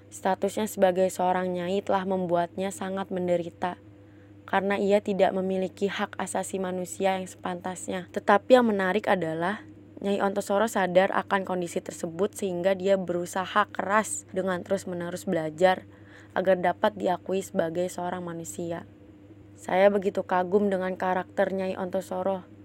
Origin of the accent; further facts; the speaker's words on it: Java, Indonesia; aku langsung keinget kampungku di Jawa